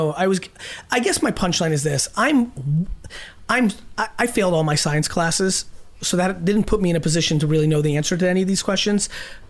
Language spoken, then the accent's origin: English; Belarus; but I'm from Belarus, and I make this joke that like I was from Russia, but I don't believe that.